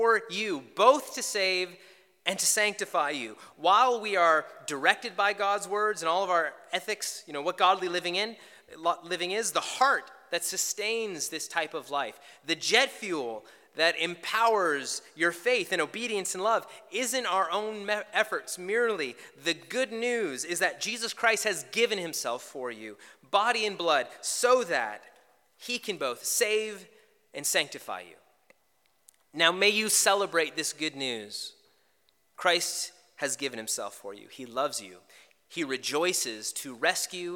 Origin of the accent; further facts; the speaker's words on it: Canada; Canadians, you got to know, we are the nicest, most polite people you can meet